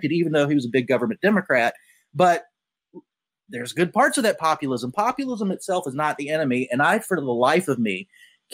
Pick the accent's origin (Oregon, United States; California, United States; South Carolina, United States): South Carolina, United States; I'm from South Carolina